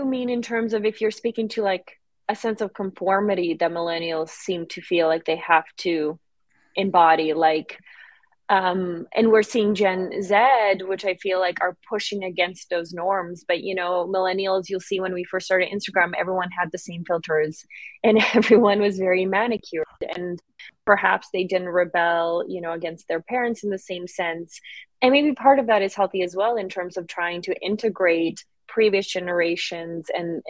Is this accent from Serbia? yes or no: yes; Serbia; also born or lived in Vlasenica, Bosnia; So I was born in Bosnia during the war, and then we were refugees in Serbia.